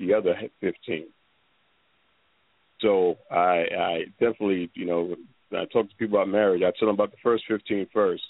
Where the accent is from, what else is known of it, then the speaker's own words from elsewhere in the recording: New York City, New York, United States; I'm originally from New York. I was raised in the Bronx, Manhattan, New York City born, bred.